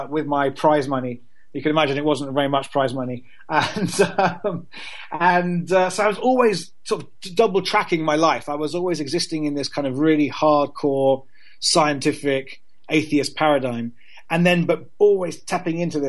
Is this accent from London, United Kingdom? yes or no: yes; London, United Kingdom; also born or lived in Cambridge; I grew up in London in a very, you know, London is a very secular city